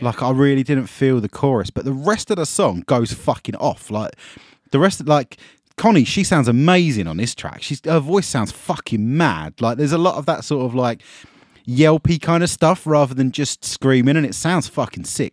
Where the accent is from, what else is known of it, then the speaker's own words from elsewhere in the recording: Essex, East of England, United Kingdom; I'm from Essex